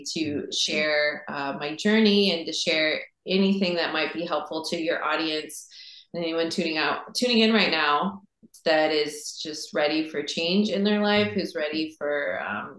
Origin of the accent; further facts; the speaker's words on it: Seattle, Washington, United States; growing up in Seattle